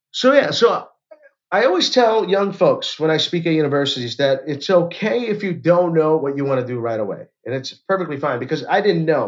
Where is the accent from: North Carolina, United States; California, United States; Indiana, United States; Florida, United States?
Florida, United States; Orlando; I'm from Orlando, Florida